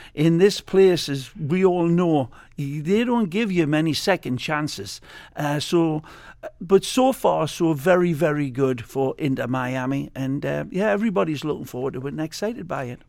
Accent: Newcastle upon Tyne, North East England, United Kingdom; moved away as an adult; now in Fort Lauderdale, United States; Newcastle United in my, uh, my hometown, which I was always very proud proud of. I'm a proud Geordie

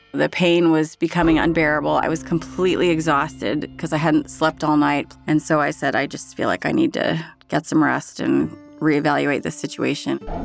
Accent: Berthoud, Colorado, United States; I am from Berthoud, Colorado

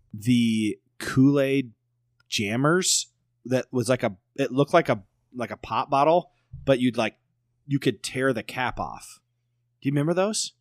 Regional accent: Woodward, United States; I'm growing up in Woodward

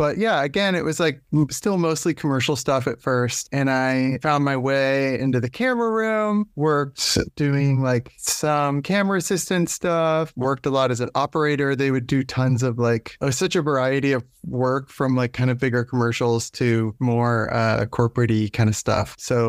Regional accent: Nantucket, Massachusetts, United States; I grew up on Nantucket Island and there was not, filmmaking was not anything on my radar for quite a long time.

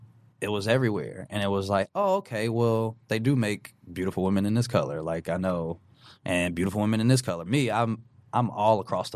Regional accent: Minnesota, United States; also born or lived in Atlanta, Georgia; I'm from Atlanta, and then you put me in Minnesota

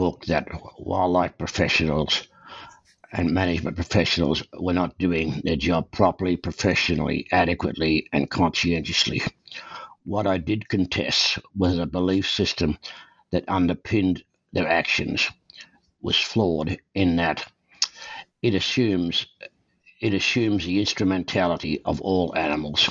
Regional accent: Australia; moved away as an adult; now in Calgary, Canada; I was born and raised in Australia. I came to Canada in 1963

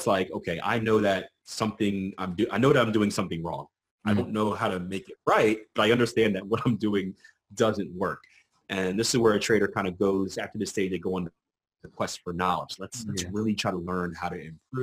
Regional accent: Philadelphia, Pennsylvania, United States; I'm from Philadelphia, PA

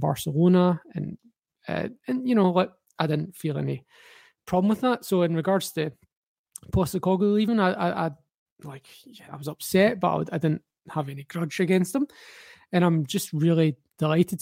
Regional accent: Glasgow, Scotland, United Kingdom; also born or lived in Aberdeen; Growing up in Glasgow

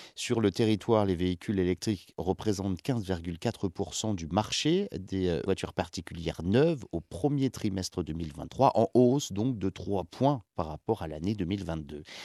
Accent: France; chez nous en France

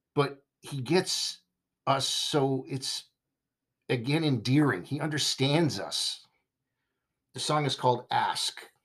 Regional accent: United States; being American

